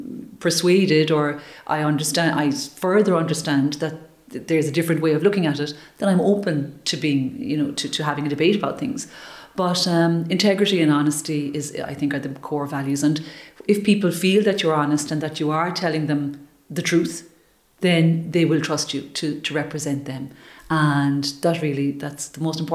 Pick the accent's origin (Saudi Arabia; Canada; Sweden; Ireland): Ireland; that community that we have in Ireland